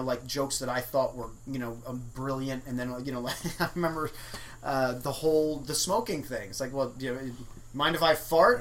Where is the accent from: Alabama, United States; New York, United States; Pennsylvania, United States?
New York, United States; New York City; now in Los Angeles, United States; I am born and raised in New York City